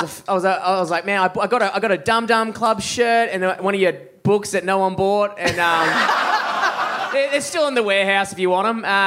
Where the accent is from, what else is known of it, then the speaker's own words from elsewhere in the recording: Perth, Western Australia, Australia; moved away; You're still in my hometown.